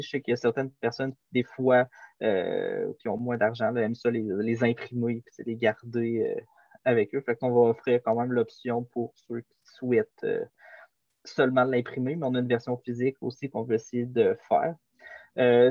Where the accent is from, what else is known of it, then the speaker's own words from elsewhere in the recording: Quebec, Canada; on vient de Québec